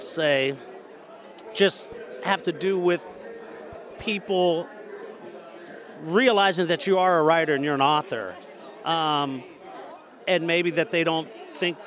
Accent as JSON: {"language": "English", "town": "Canton", "region": "Ohio", "country": "United States", "said": "we're from Canton, Ohio. I'm from Canton"}